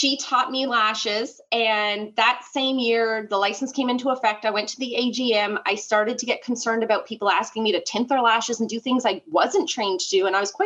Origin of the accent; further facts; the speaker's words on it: Newfoundland and Labrador, Canada; moved away as an adult; now in New Brunswick, Canada; I came from Newfoundland, Canada. That's where I'm originally from. That's where I grew up